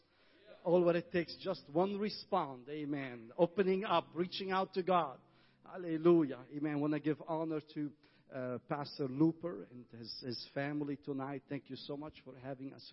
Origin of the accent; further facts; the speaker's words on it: Lebanon; I grew up in the Civil War